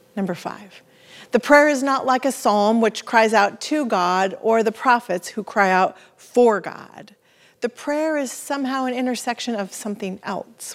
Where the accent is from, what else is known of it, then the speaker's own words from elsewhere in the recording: the Northwest, Pacific Northwest, United States; We're from the Northwest.